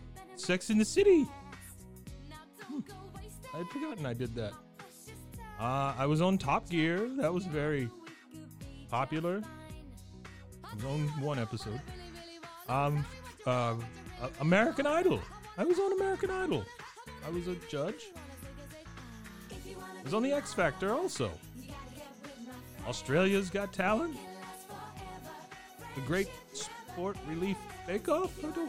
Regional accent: Watford, East of England, United Kingdom; born there; again, August 6, 1972. I was born in Watford, Hertfordshire.

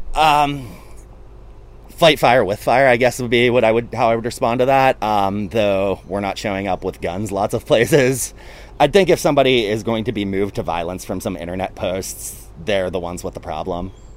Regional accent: Pittsburgh, Pennsylvania, United States; I'm from Pittsburgh

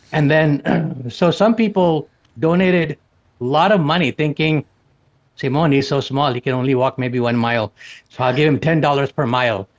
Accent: outside of Chicago, Illinois, United States; I grew up outside of Chicago

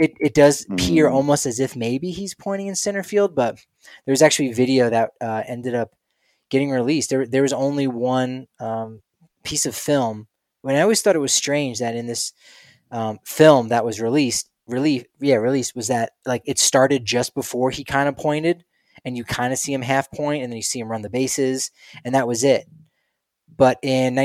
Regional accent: New Jersey, United States; I grew up in New Jersey

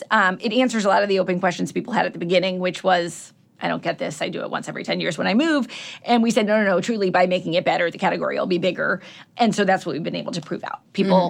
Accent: Cleveland, Ohio, United States

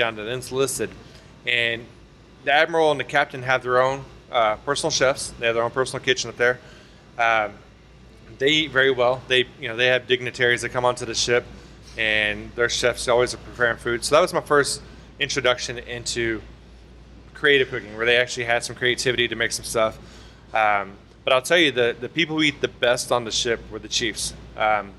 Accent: Irving, Texas, United States; I grew up in Irving, Texas.

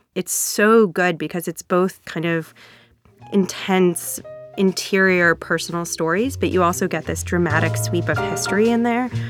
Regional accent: United States; accent: regional accent; also born or lived in Boston, Massachusetts / Hartford, Connecticut; I grew up in Boston and in Hartford, Connecticut

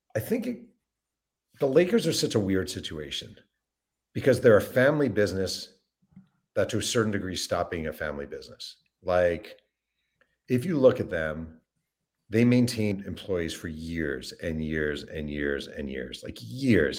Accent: New York, United States; I grew up in New York

